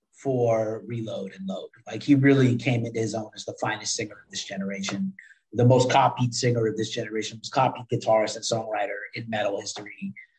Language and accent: English; New York, United States; I am from New York